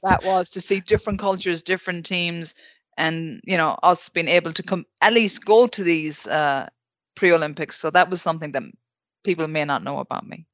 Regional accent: Ballina, Connacht, Ireland; my hometown of Ballana, County Mayo.

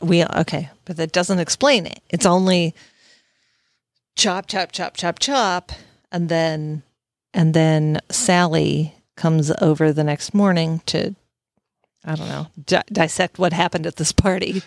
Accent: Southern Illinois, United States; moved away as an adult; also born or lived in the South (US); I'm from Southern Illinois

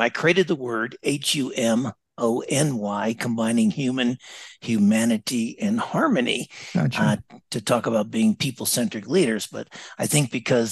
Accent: Las Vegas, Nevada, United States; moved away as an adult; also born or lived in Dallas / Singapore / Melbourne, Australia; I grew up in Las Vegas

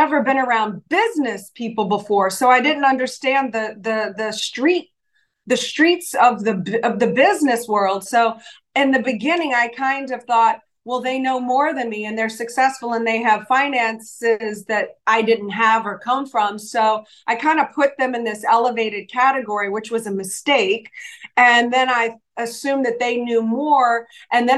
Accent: New Orleans, Louisiana, United States; moved away as an adult; also born or lived in Los Angeles; I'm from New Orleans. So yeah, we're both from Louisiana

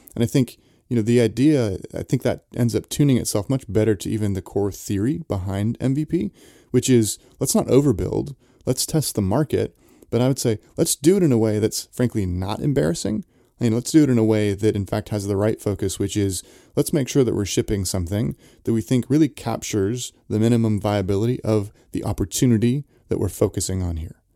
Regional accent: Santa Cruz, California, United States; I grew up in Santa Cruz, so skateboarding was, was a big thing there

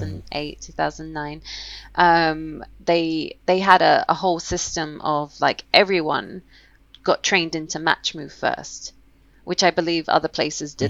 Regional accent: London, United Kingdom; I was born and raised in London, Camden Town.

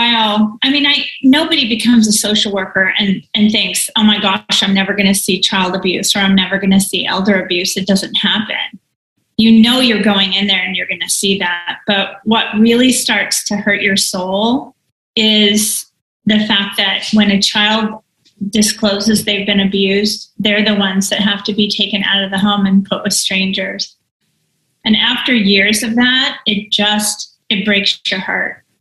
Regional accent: near San Francisco, California, United States; I was born and raised near San Francisco

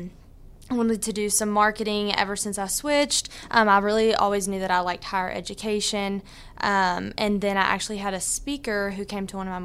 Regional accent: Port Neches, Texas, United States; Yes. So I'm from Port Neches. I went to PNG.

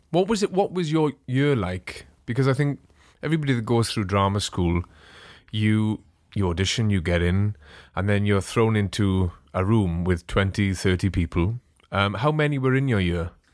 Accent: Welsh, Wales, United Kingdom; I being Welsh, I've done my fair share of Eisteddfod

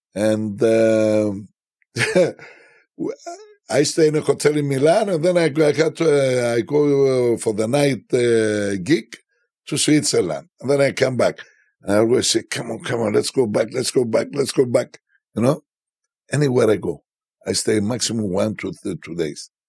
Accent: Cyprus; Where are you from? And I say, Cyprus

